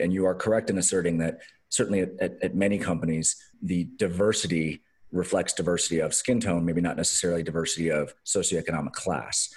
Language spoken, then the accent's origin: English; Los Angeles, California, United States; I grew up in Los Angeles